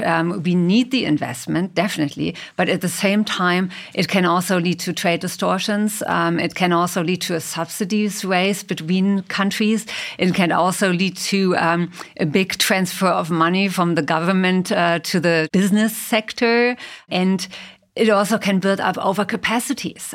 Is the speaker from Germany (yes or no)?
yes; Germany; I come from Germany